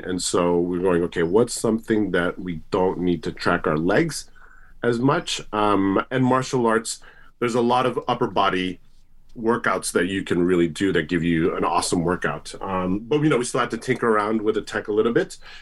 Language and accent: English; Tokyo, Japan; also born or lived in United States; now in New Zealand; I'm originally from Tokyo